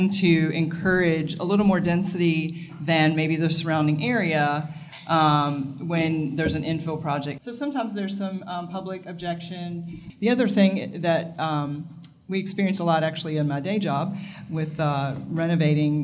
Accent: Virginia, United States; now in Wilmington, United States; I grew up in Virginia

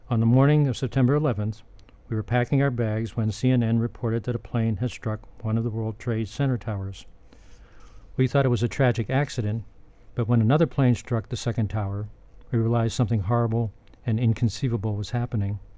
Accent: Pittsburgh, Pennsylvania, United States; moved away as an adult; also born or lived in Illinois; my hometown Pittsburgh Pirates.

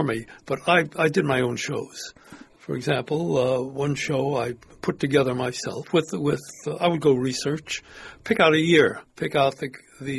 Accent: New York, United States; now in Sanibel, United States; I grew up in New York

